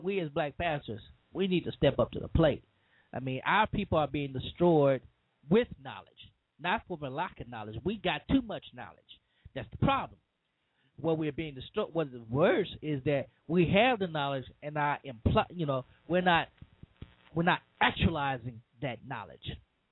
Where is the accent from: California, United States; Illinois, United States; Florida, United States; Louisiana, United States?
Louisiana, United States; Cajun; I'm a Southern boy. I'm a Cajun man